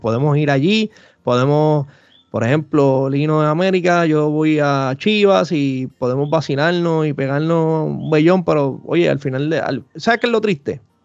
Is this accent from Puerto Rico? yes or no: yes; Puerto Rico; acá en Puerto Rico